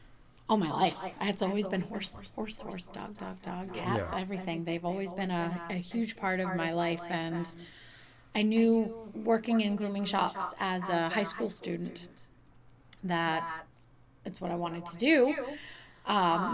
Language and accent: English; Kentucky, United States; moved away as an adult; now in Peterborough, United States; I grew up in Kentucky